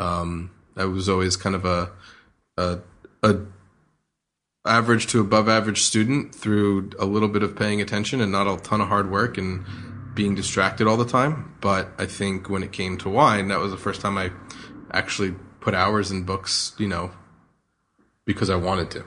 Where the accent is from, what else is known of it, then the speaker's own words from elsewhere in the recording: New Jersey, United States; moved away as an adult; now in Australia; I grew up in New Jersey, um, outside of New York, probably about an hour's drive from New York City